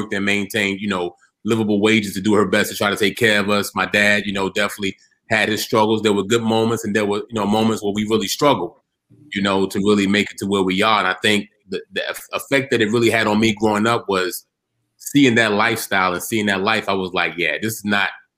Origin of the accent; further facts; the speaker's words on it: Norfolk, Virginia, United States; Originally born and raised in Norfolk, Virginia